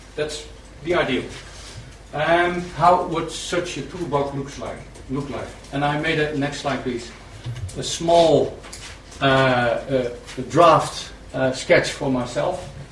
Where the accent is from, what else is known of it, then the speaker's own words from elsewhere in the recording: Netherlands; a guy talking about trust coming from Holland